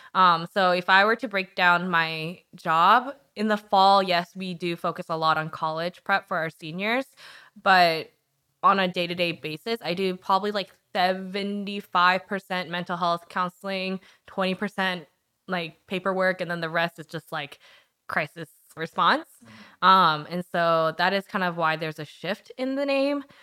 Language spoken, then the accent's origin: English; Charlottesville, Virginia, United States; also born or lived in Korea / Harrisonburg, Virginia; now in Richmond, United States; I was actually born in Korea, which surprises a lot of people 'cause I'm not very good at Korean. And then I'm lived in Nova for a little bit, and then I moved to Harrisonburg, and then I grew up in Charlottesville.